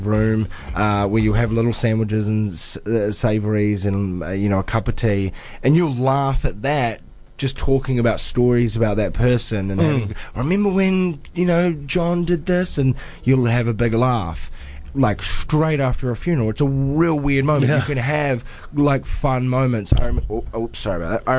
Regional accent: New Zealand; as a Kiwi bloke

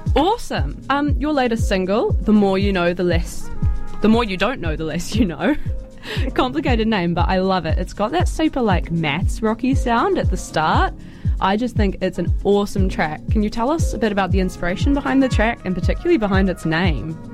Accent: Timaru, Canterbury, New Zealand; I'm from Timaru, and I went through my emo phase. I did all of that in a provincial New Zealand town

